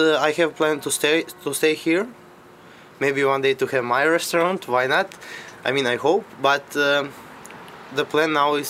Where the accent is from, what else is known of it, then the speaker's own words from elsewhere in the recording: Montenegro; English is a second language; moved away as an adult; now in Berlin, Germany; I'm not Berliner. I am... How in Germany people say that I'm Ausländer. I'm coming from Montenegro.